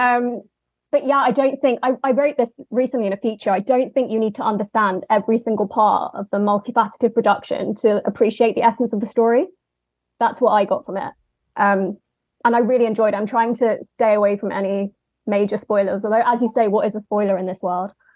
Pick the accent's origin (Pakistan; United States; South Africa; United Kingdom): United Kingdom; London; I'm from London, as you may have picked up on the accent